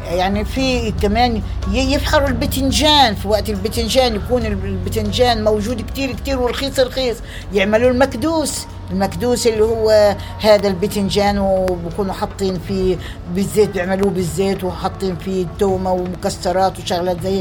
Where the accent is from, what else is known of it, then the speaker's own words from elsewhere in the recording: Jaffa, Tel Aviv District, Israel; born there; أنا عمري 80 سنة 80 سنة أنا من مواليد البلاد من مواليد يافا فكان عندنا بيت المونة